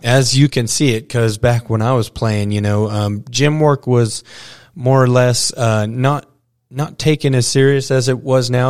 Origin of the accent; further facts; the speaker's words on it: Dumas, Texas, United States; also born or lived in Stratford, Texas; growing up around the Dumas Demon roots and uh, graduating really close in this 806 area at, uh, you know, Stratford